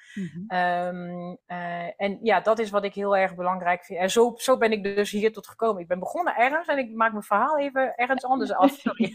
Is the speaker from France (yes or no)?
yes; France; Dutch is a second language; now in Netherlands; oorspronkelijk kom ik uit Frankrijk